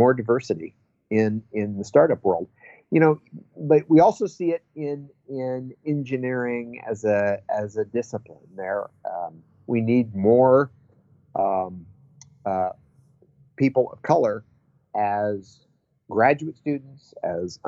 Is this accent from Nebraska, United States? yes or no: yes; Nebraska, United States; now in Berkeley, United States; growing up in Nebraska in the 70s and early 80s was not necessarily easy